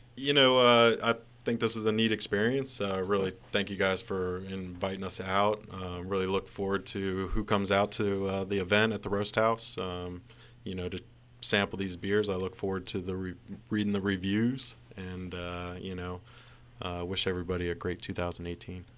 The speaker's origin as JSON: {"language": "English", "area": "Montgomery County", "region": "Maryland", "country": "United States", "tie": "born or raised there", "said": "I grew up in Montgomery County with cherry blossoms on my street"}